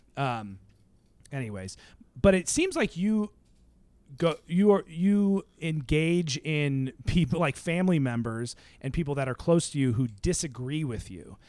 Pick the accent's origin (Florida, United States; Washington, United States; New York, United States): Washington, United States; Seattle; Seattle, 'cause that's where I'm from